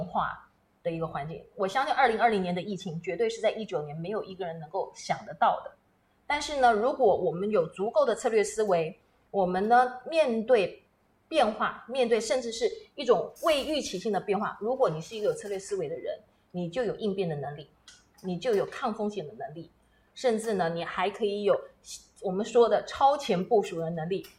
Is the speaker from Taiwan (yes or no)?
yes; Taiwan; also born or lived in United States; 我本身就被困在美国大半年，同时呢，飞回到我们台湾来